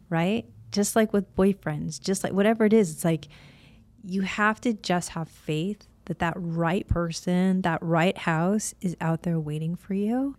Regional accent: Illinois, United States; moved away as an adult; also born or lived in Florida; now in California, United States; I was raised on a really small corn farm in Illinois

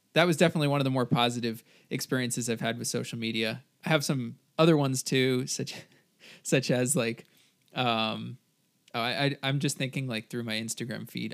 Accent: New Jersey, United States; moved away as an adult; now in California, United States; I am from New Jersey. I now go to school in California

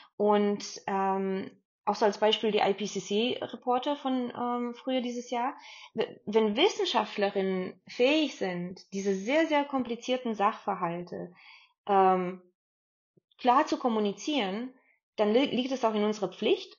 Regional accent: Stuttgart, Baden-Württemberg, Germany; ich bin ja so aufgewachsen in Stuttgart

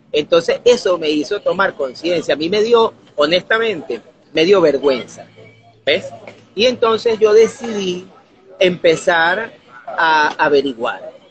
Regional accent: Barquisimeto, Lara, Venezuela; No, yo soy barquisimetano, yo nací aquí en Barquisimeto, porque mi familia, aunque es de origen andino

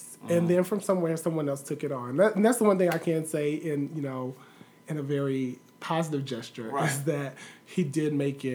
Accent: Shelby, North Carolina, United States; moved away as an adult; also born or lived in Charlotte, North Carolina; I moved to my hometown of Shelby, North Carolina

